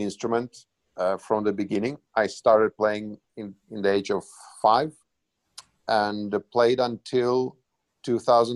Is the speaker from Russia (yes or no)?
yes; Moscow, Russia; moved away; also born or lived in Helsinki; I was born in Moscow